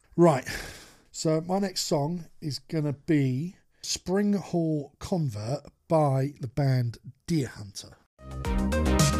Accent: United Kingdom; as British people

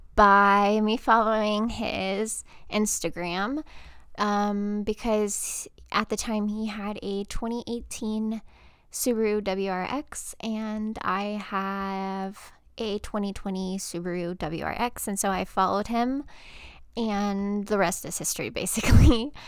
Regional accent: Texas, United States; moved away as an adult; now in Georgia, United States; I am originally from Texas. I lived in Texas my whole life, born and raised.

